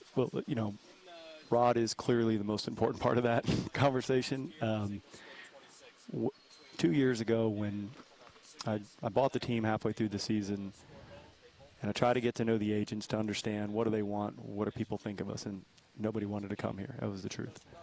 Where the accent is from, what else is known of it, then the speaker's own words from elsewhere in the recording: East Coast, United States; moved away; also born or lived in Dallas; I grew up on the East Coast